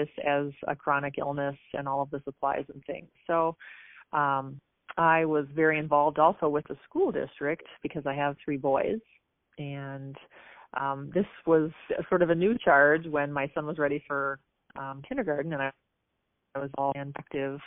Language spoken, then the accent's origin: English; Apple Valley / Burnsville, Minnesota, United States; I grew up just south of Minneapolis in Minnesota, in the suburbs, Apple Valley, Burnsville, that area.